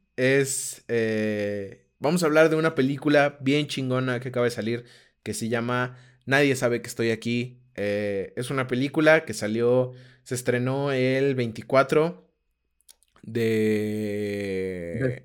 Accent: Aguascalientes, Mexico; primero soy de Aguascalientes, este, eh, como que, o sea, como que así crecí, ¿no?

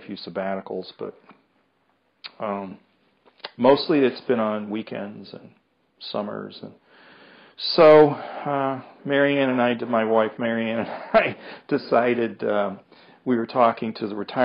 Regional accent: United States; also born or lived in Marshall, Minnesota; I'm an American. Excuse me. I'm not British.

